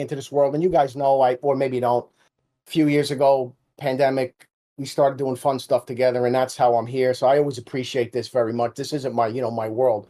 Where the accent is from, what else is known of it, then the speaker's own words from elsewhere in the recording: Jersey City, New Jersey, United States; I grew up in Jersey City